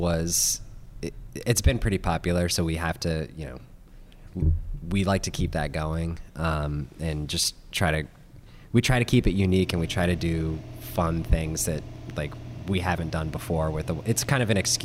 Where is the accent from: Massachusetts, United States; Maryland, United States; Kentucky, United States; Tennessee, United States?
Maryland, United States; we're all from Maryland, born and raised